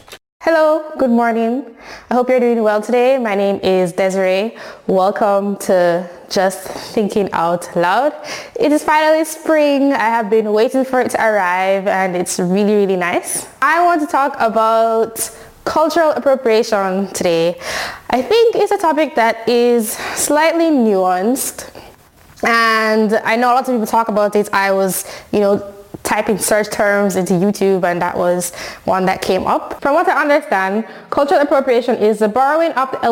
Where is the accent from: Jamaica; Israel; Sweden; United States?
Jamaica; I'm Jamaican, so I'm from a culture